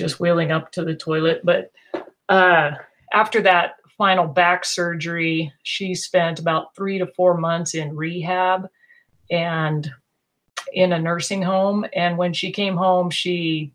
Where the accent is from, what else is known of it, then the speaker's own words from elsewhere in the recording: Eastern Oregon, United States; I grew up in Eastern Oregon